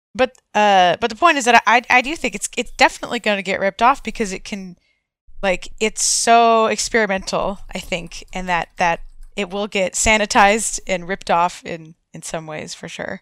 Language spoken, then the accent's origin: English; United States; I am from the United States